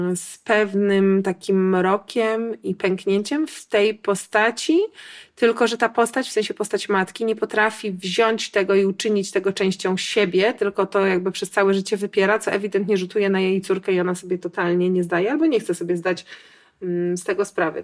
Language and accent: Polish; Warsaw, Masovian Voivodeship, Poland; ja jestem z Warszawy